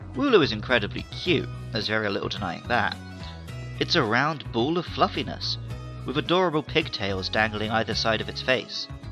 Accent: Somerset, South West England, United Kingdom; moved away as an adult; also born or lived in Surrey; Although I was born in Surrey, near London, from the age of five until my mid 20s, I grew up in Somerset

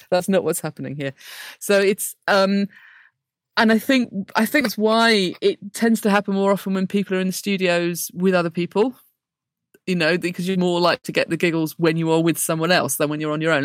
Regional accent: Blackburn, North West England, United Kingdom; I grew up in Blackburn

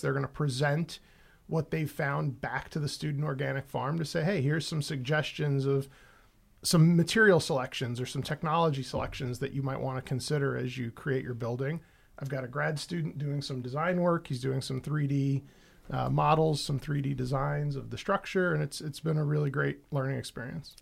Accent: New York City, New York, United States; moved away; I grew up in the Bronx.

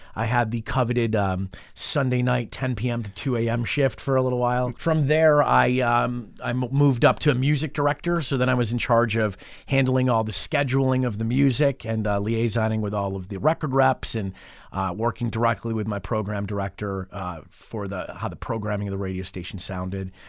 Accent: Rochester, New York, United States; moved away as an adult; also born or lived in Cayman Islands; now in Las Vegas, United States; I'm originally from Rochester, New York, which is just about, uh, sixty miles east of Buffalo. It's in western New York

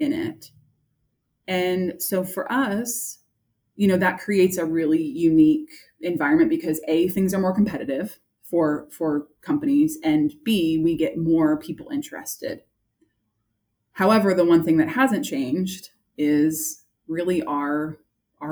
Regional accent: San Francisco Bay Area, California, United States; I'm from California. I am a San Francisco Bay Area girl

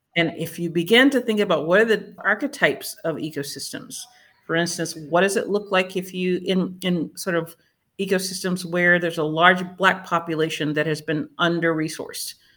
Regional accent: Winston-Salem, North Carolina, United States; now in Durham, United States; my hometown of Winston-Salem

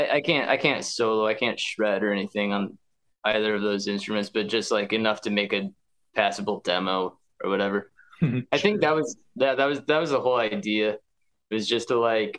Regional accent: Orion, Illinois, United States; I'm from Oregon, which is like 15 miles south of Moline

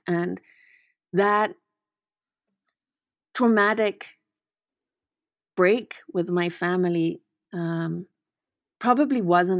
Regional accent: Manicaland, Zimbabwe; So I was raised in the Eastern Highlands of Zimbabwe, and we were in a very racist community

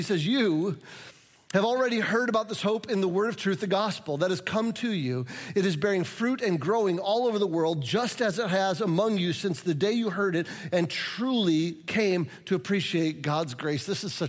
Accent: Midwest, United States; because I'm a Midwesterner, I almost don't want to tell you the compliment

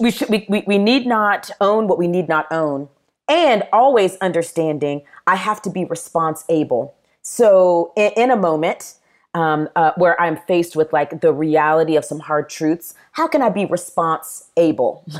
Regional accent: Charleston, South Carolina, United States; born or raised there; also born or lived in Nashville, Tennessee / Murfreesboro, Tennessee

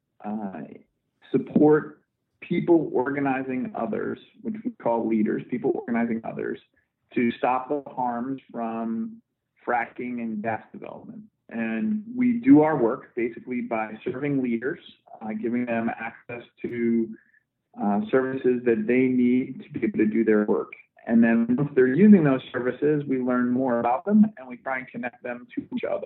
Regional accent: Scranton, Pennsylvania, United States; I grew up in Scranton, Pennsylvania, and grew up as a Boy Scout

